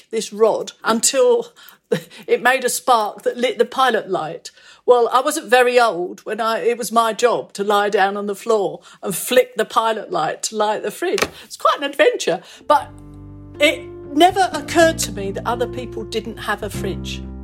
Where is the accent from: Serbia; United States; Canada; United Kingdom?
United Kingdom; London; I was born in Hackney, in London, E5.